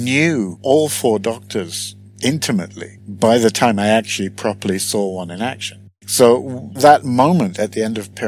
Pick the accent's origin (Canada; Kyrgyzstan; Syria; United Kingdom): United Kingdom; moved away as an adult; now in Sweden; I'm British originally, Swedish naturalized now, and was born and pretty much grew up in the UK